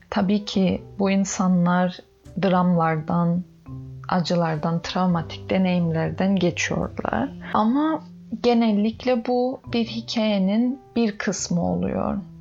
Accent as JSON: {"language": "Turkish", "region": "Northern Cyprus", "country": "Cyprus", "tie": "born or raised there", "said": "Ben Kıbrıs'ın kuzeyinde doğup büyüdüm"}